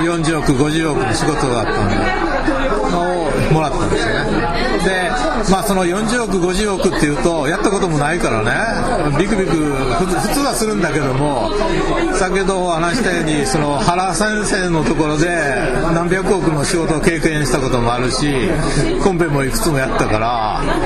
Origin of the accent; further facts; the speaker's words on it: Shiga, Japan; also born or lived in Osaka / Tokyo; now in Okinawa, Japan; 僕は滋賀県の出身で